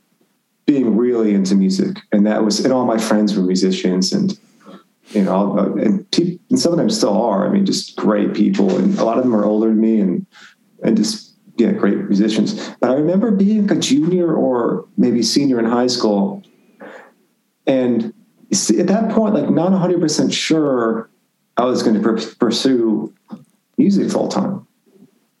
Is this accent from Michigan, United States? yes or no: no; Branford, Connecticut, United States; born or raised there; moved away as an adult